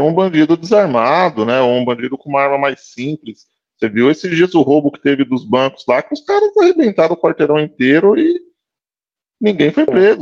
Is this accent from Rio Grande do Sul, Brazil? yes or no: no; São Paulo, Brazil; eu sou de São Paulo